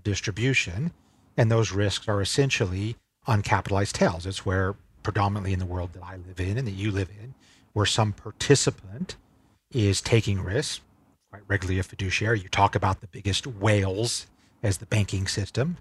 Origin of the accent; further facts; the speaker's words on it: Salt Lake City, Utah, United States; moved away as an adult; also born or lived in Berkeley, California / San Francisco; now in Singapore; I grew up in Salt Lake City, Utah, and consider myself a Utah boy through and through